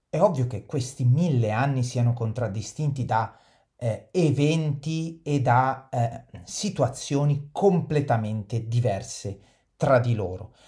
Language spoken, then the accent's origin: Italian; Italy; Noi siamo italiani, siamo nati in Italia, viviamo in Italia